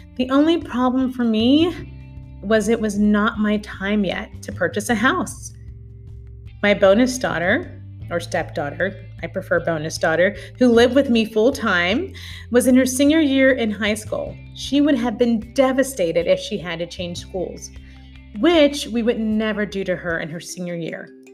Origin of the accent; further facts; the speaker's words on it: Louisville, Kentucky, United States; also born or lived in Goshen, Kentucky; move to Kentucky, where I'm from, when he was offered a job with a San Francisco based tech company that had recently relocated to my hometown of Louisville